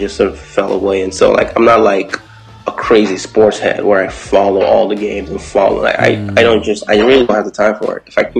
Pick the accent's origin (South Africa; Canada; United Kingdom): Canada; Toronto, Ontario; Because we're from Toronto, we bring a unique sound, a unique feel to everything.